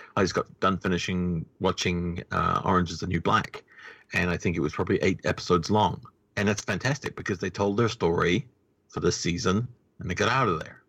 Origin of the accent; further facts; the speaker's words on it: New Zealand; New Zealand